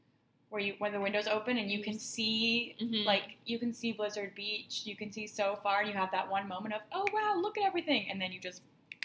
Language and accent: English; Canada; We're from Canada